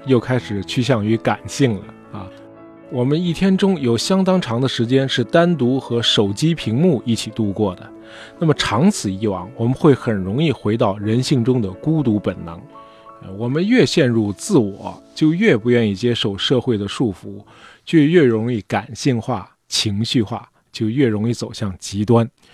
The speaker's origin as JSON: {"language": "Chinese", "country": "China", "said": "包括我们中国人"}